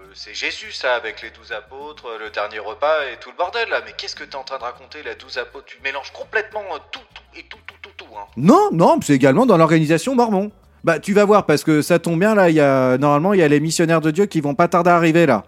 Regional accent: France; je suis français.

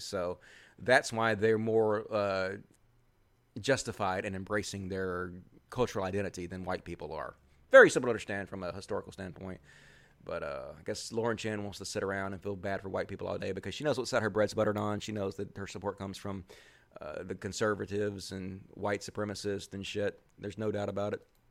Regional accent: the South, United States; accent: Southern; that's just my Southern accent

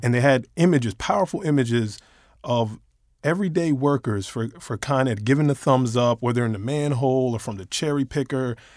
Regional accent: New York, United States; moved away; I, I'm originally from New York

